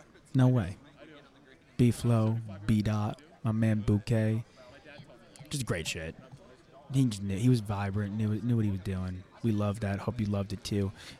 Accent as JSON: {"language": "English", "region": "Northeast", "country": "United States", "said": "I'm from the Northeast, right?"}